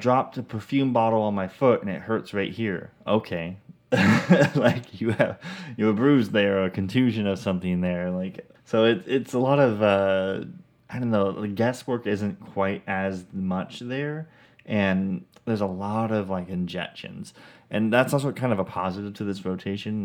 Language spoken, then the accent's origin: English; Vancouver, Washington, United States; moved away as an adult; now in Middle Georgia, United States; we're from Vancouver, Washington